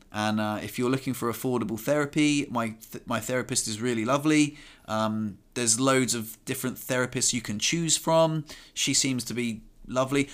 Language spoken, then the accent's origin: English; Southampton, South East England, United Kingdom; I'm from Southampton